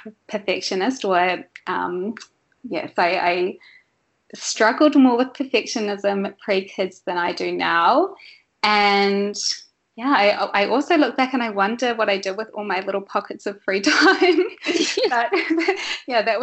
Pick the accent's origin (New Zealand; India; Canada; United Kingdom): New Zealand; moved away as an adult; pre-kids I grew up in New Zealand.